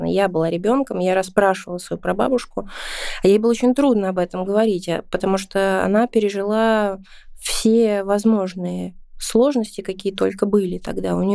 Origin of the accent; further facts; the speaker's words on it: Saint Petersburg, Russia; Ну да, считается с какого, с четвертого поколения. У меня, получается, дедушка здесь родился уже. И родился здесь в 1937 году.